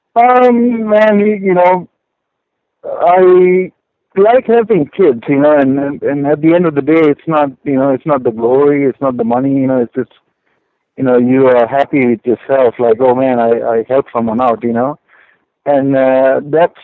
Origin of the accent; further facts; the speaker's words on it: Sri Lanka; also born or lived in Denver, Colorado / Houston, Texas; now in California, United States; I am originally from Sri Lanka, uh, which is a tiny island uh, in Indian Ocean